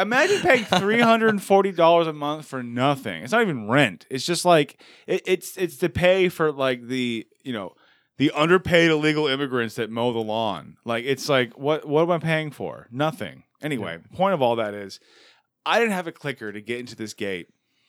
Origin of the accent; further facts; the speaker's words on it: England, United Kingdom; And also, I'm English.